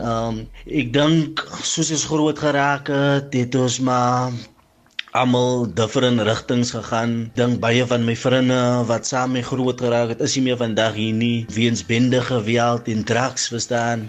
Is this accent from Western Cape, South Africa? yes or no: yes; Kraaifontein, Western Cape, South Africa; ek is van Kraaifontein groot geraak in Kraaifontein.